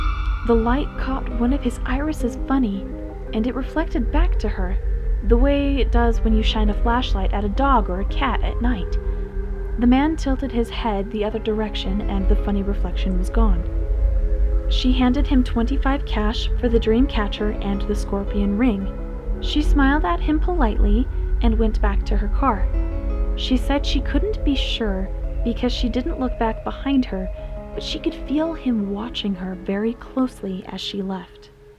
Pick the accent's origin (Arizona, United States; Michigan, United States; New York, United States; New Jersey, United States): Arizona, United States; Flagstaff; now in Utah, United States; I grew up in Flagstaff, Arizona, right next to a Hopi reservation before coming to Utah.